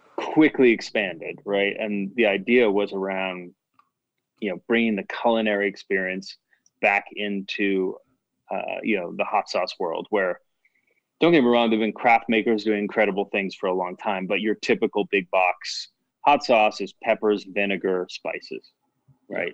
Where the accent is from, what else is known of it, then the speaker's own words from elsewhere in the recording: Chicago, Illinois, United States; moved away; also born or lived in Boston; I was born in the Chicago area